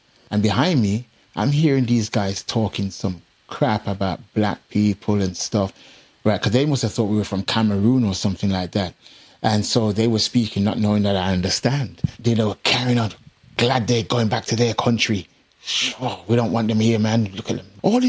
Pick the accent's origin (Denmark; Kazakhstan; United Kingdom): United Kingdom; England; You see, when I grew up being in England mostly, I could say, well, the racism, the prejudice and stuff here.